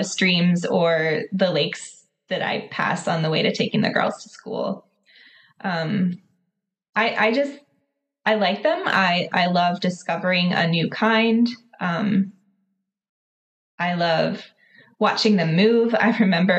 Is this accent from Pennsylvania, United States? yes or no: yes; Pittsburgh, Pennsylvania, United States; moved away as an adult; now in Lancaster, United States; I grew up near Pittsburgh and moved. So that was the west side of Pennsylvania. I moved out east, so I'm in Lancaster now